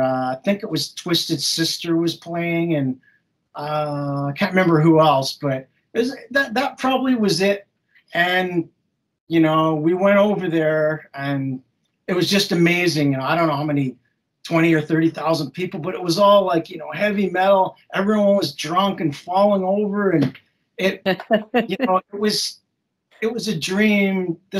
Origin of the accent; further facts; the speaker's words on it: England, United Kingdom; also born or lived in Canada; I'm originally from England. I lived in Canada for many years, but I would always come to England and visit castles.